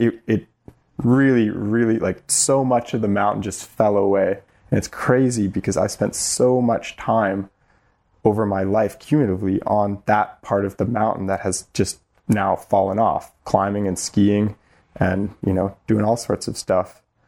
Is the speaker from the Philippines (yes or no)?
no; North Vancouver, British Columbia, Canada; I, I was born in North Vancouver